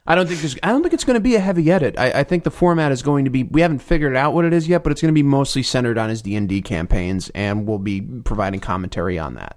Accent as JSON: {"language": "English", "region": "New Jersey", "country": "United States", "tie": "born or raised there", "said": "I'm from New Jersey"}